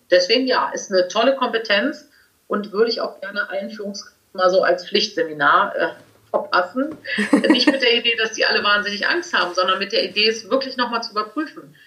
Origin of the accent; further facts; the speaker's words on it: Cologne, North Rhine-Westphalia, Germany; Als echte Kölnerin